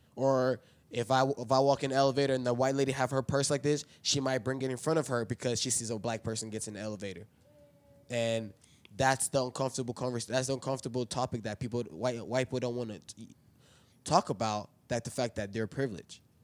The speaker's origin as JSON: {"language": "English", "region": "East Tennessee", "country": "United States", "tie": "born or raised there", "said": "I grew up in East Tennessee"}